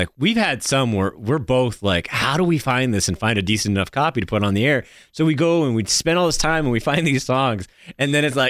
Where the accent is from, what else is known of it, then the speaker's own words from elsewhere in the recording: New Hampshire, United States; I grew up in New Hampshire.